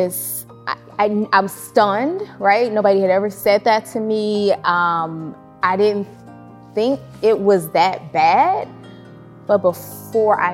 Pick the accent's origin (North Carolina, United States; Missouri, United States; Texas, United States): Missouri, United States; St. Louis; St. Louis is home. I grew up in South City and I got bused out to West County.